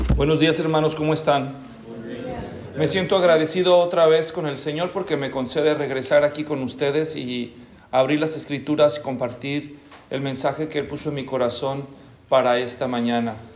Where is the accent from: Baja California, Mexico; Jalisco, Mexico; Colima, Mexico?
Jalisco, Mexico; Guadalajara; now in Tracy, United States; yo nací en Guadalajara, en México, hace muchos años